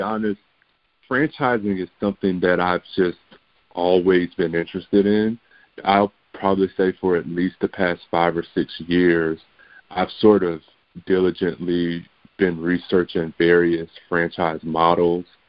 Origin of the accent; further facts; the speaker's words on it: Kinston, North Carolina, United States; also born or lived in Pennsylvania; I was raised in Kinston, North Carolina, you know, small town with you know just a little bit over twenty thousand residents